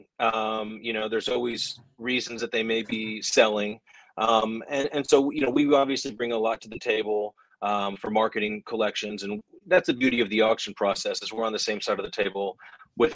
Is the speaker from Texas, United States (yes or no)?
yes; North Texas, United States; I grew up in North Texas, Texas Rangers fan